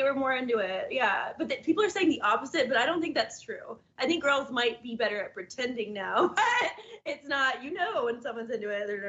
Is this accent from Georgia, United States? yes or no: yes; Georgia, United States; I'm from Georgia.